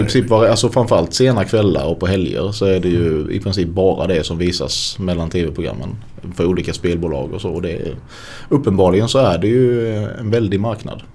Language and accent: Swedish; Sölvesborg, Blekinge, Sweden; also born or lived in Stockholm; Det är väldigt få akademiker där jag kommer ifrån